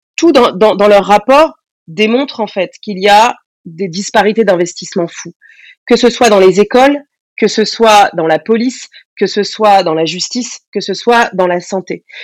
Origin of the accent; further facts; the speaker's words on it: Essonne, Île-de-France, France; J'ai grandi dans l'Essonne, dans le 91, dans une banlieue